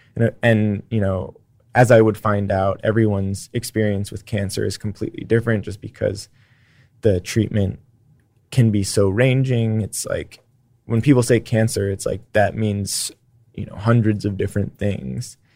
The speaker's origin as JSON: {"language": "English", "town": "San Francisco", "region": "California", "country": "United States", "tie": "born or raised there", "moved": "yes", "lives_now": "Austin, United States", "said": "I grew up in San Francisco"}